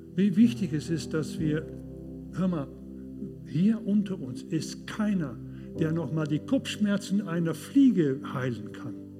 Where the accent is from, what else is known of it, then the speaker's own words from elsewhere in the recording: Duisburg, North Rhine-Westphalia, Germany; In Duisburg, in, äh, in, in meiner Heimat